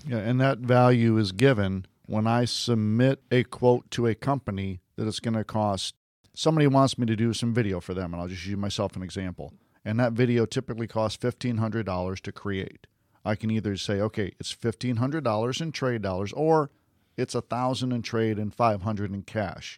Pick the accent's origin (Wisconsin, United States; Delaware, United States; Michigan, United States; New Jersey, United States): Michigan, United States; Westland; now in Florida, United States; I was born in Westland, Michigan